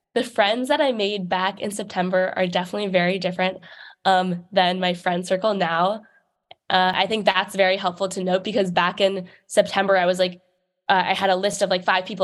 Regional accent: New York City, New York, United States; moved away as an adult; I grew up in New York City

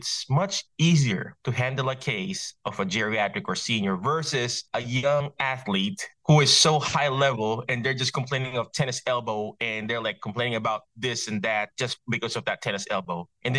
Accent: Philippines; English is a second language; moved away; I grew up in the Philippines. My dad's Chinese. My mom is Filipino.

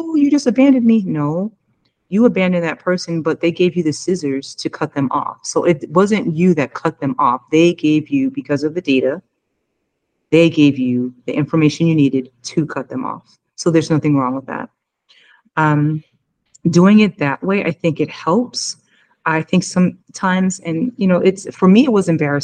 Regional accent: United States; I came from America

